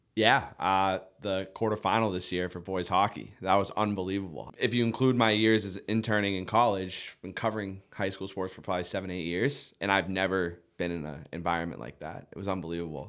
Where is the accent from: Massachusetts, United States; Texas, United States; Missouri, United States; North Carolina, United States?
Massachusetts, United States; Duxbury; now in Nantucket, United States; I grew up in Duxbury, Massachusetts, South Shore